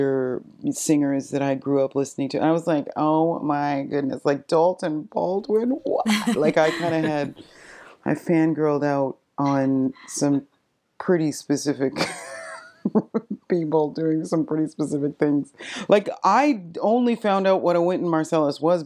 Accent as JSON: {"language": "English", "town": "Fredericton", "region": "New Brunswick", "country": "Canada", "tie": "born or raised there", "moved": "yes", "lives_now": "Nova Scotia, Canada", "said": "I was born and raised in Fredericton, New Brunswick"}